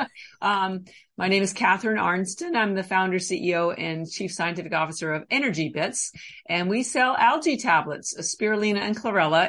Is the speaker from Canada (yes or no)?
yes; Canada; now in Boston, United States; I'm actually Canadian I've lived in Boston for about 30 years